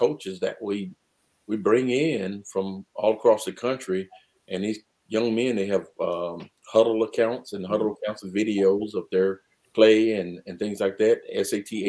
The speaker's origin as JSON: {"language": "English", "town": "Newport News", "region": "Virginia", "country": "United States", "tie": "born or raised there", "said": "I grew up in Newport News, Virginia, mm-hmm. 757"}